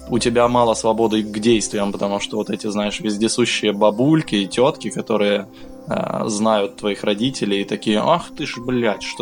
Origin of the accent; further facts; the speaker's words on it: Donetsk, Donetsk Oblast, Ukraine; moved away; also born or lived in Zaporizhzhia; Родился я в Запорожье, а всю свое детство и юность я провел в пригороде, ну, да, можно и так сказать, в пригороде города Донецка. И считаю его своей родиной.